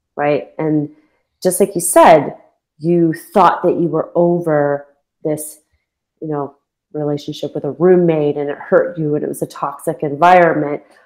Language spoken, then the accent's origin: English; London, Ontario, Canada; moved away as an adult; moving back to my hometown, I I, I left London, Ontario when I was twenty seven